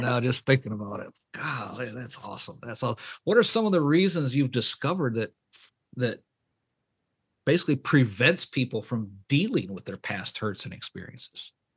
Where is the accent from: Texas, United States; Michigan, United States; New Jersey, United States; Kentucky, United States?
Michigan, United States; moved away as an adult; I was born and raised up in Michigan.